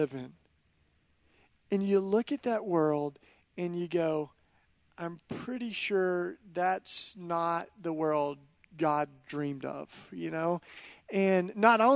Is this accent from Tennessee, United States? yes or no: yes; East Tennessee, United States; moved away as an adult; now in Philadelphia, United States; I grew up in East Tennessee, which is about as different from North Philly as it gets